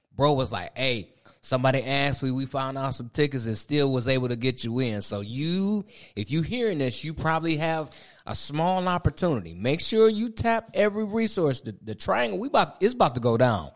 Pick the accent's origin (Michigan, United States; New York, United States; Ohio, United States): Ohio, United States; moved away as an adult; now in Raleigh, United States; Angie and I, we moved down here in twenty twenty. We from Ohio